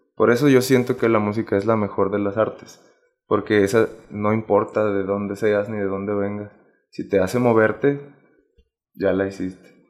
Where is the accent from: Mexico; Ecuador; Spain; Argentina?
Mexico; Zacatecas; moved away; also born or lived in Aguascalientes; yo soy de Zacatecas